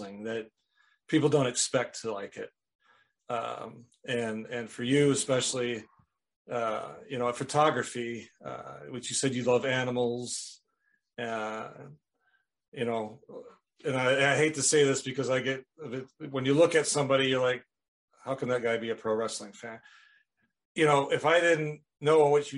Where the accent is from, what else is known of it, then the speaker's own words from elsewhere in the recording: Rice Lake, Wisconsin, United States; moved away; I'm originally from Wisconsin, Rice Lake, Wisconsin, a couple hours northeast of Minneapolis there